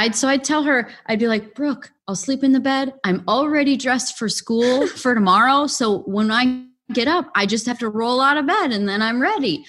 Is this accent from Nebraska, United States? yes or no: no; Illinois, United States; also born or lived in Wisconsin; we were both born in Wisconsin, but we grew up in Illinois, so that's how close we were to the border.